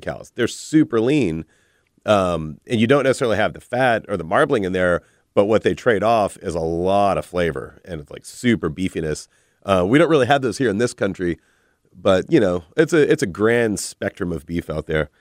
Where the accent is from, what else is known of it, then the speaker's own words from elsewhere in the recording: Texas, United States; I'm a Texan.